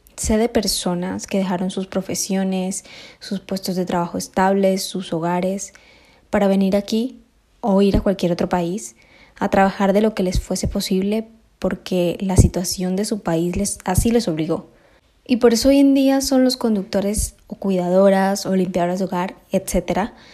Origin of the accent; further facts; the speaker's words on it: Colombia; moved away as an adult; now in Spain; Yo tengo la gran fortuna de haber nacido aquí en España. Me crié en Colombia